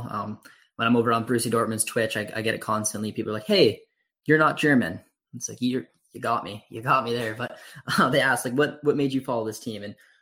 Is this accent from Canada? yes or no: yes; Canada; I grew up in Canada